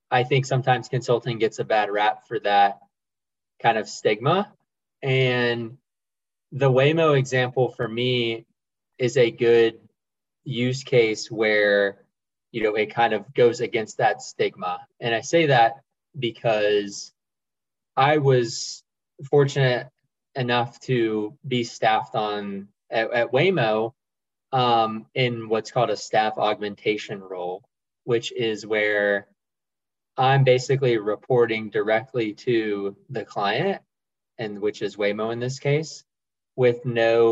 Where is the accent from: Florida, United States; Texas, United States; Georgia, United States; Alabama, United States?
Georgia, United States; Augusta; moved away as an adult; also born or lived in Athens, Georgia / Atlanta, Georgia; now in New York, United States; I'm from Augusta, Georgia